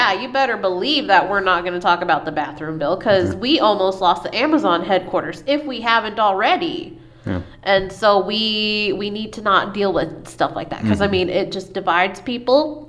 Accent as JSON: {"language": "English", "country": "United States", "tie": "born or raised there", "said": "somebody born in the United States that has parents born in the United States, grandparents that were here when Texas wasn't, you know, an actual state"}